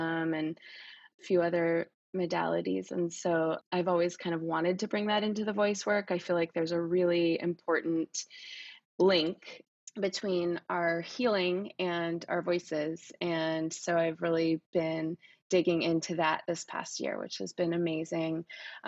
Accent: Oakland, California, United States; I'm from Oakland, California

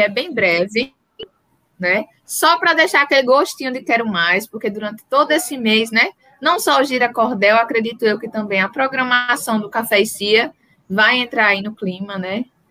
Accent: Northeast Brazil, Brazil; sou nordestina

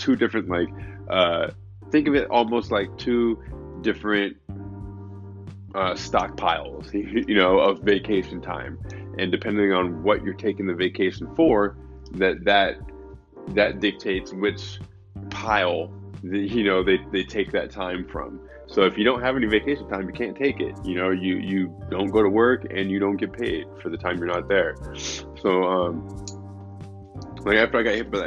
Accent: San Luis Obispo, California, United States; now in Los Angeles, United States; my hometown, San Luis Obispo

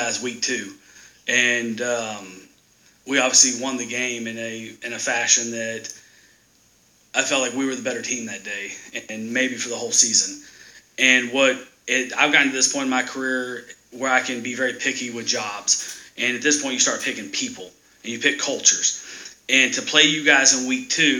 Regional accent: Texas, United States; moved away; I grew up in Texas

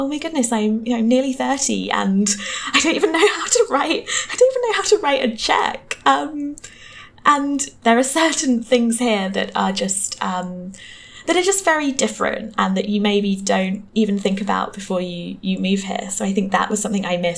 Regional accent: Hertfordshire, East of England, United Kingdom; moved away as an adult; also born or lived in London; I grew up in Hertfordshire, just outside of London

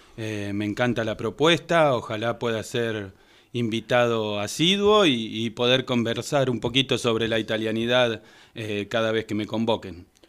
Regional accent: Tandil, Buenos Aires Province, Argentina; Somos tandilenses y somos ítalo-argentinos

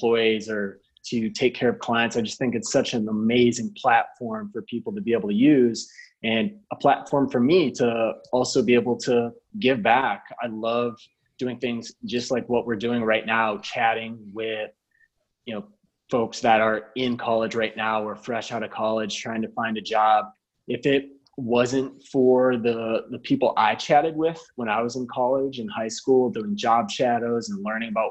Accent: Minnesota, United States; moved away; growing up in Minnesota

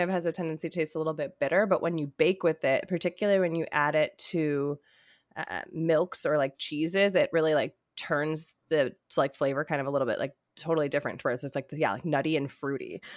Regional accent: United States; I'm American as hell right now.

